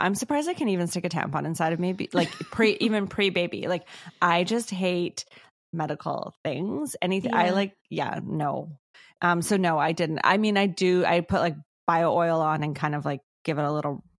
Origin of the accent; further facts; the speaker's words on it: Ladner, British Columbia, Canada; Yeah, I'm from Ladner, not like Antarctica.